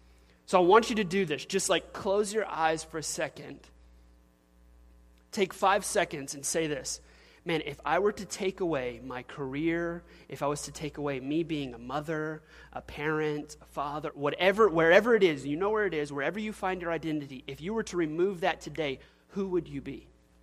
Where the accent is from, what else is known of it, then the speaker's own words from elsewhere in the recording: Louisiana, United States; and I'm an oil-filled guy, and I'm from South Louisiana, and I drive a big truck, and that's my identification.